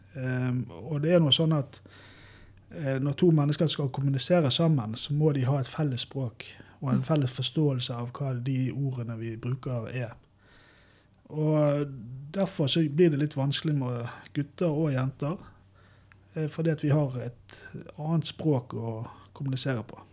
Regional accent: Bergen, Vestland, Norway; moved away as an adult; now in Brumunddal, Norway; jeg vokste opp da med, i Bergen

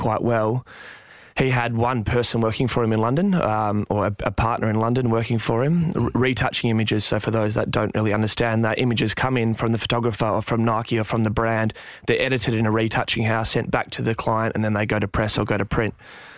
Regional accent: Perth, Western Australia, Australia; I grew up in Perth, in West Australia, and I was fairly hungry from the get-go.

